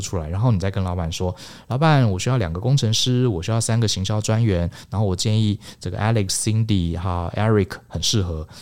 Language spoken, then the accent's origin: Chinese; Taiwan; 我们台湾人